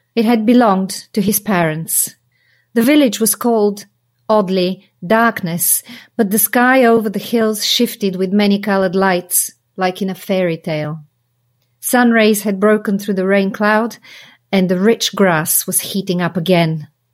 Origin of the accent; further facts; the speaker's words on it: Sofia, Sofia City, Bulgaria; moved away as an adult; I grew up in Sofia